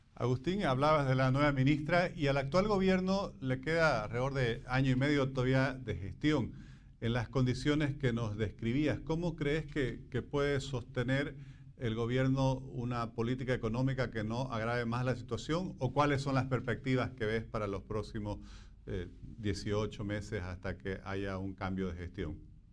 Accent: Bolivia; como bolivianos y en general como latinoamericanos

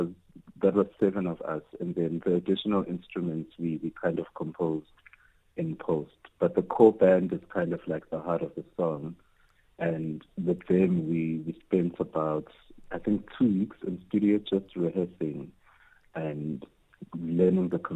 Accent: South Africa; I'm a South African queer man

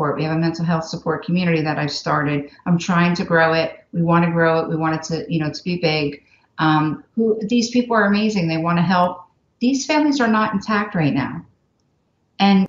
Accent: New Jersey, United States; moved away; I'm from New Jersey

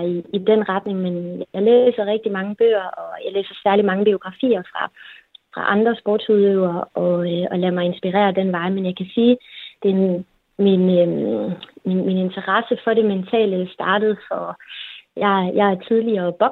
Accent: Kolding, Southern Denmark, Denmark; also born or lived in Copenhagen; Jeg bor her, hvor min familie er, og ja, jeg er født og opvokset i Kolding. Jeg har boet lidt i udlandet, jeg har læst i København, men øh, har egentlig altid vendt tilbage til Kolding

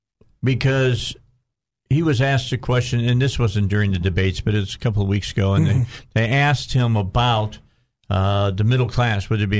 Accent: outside Gary, Indiana, United States; I grew up outside of Gary, Indiana. I was born in Gary, Indiana, and moved out of Gary, Indiana with my parents.

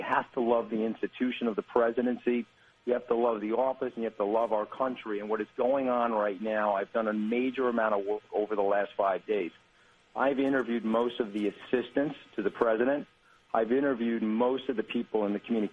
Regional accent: New York, United States; I'm from New York

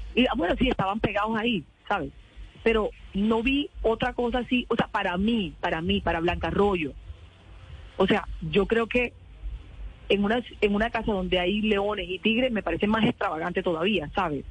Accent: Colombian Caribbean coast, Caribbean Region, Colombia; Yo soy costeña, yo soy súper amorosa, súper amable, yo me integro, esa es mi cultura, esa es mi naturaleza

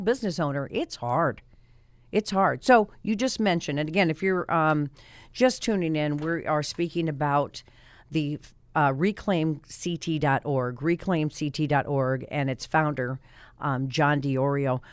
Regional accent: Colorado, United States; moved away as an adult; now in Hartford, United States; I'm from Colorado

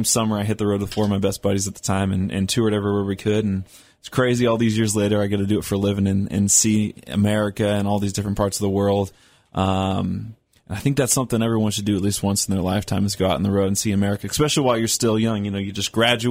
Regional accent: Seattle, Washington, United States; also born or lived in Nashville; I grew up in Seattle, and actually started bouncing back and forth between Seattle and Nashville about 2 years ago

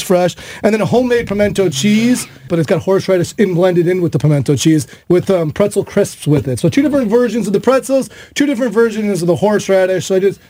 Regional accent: Chicago, Illinois, United States; now in St. Louis, United States; I'm originally from Chicago, so I drove up to Chicago this weekend.

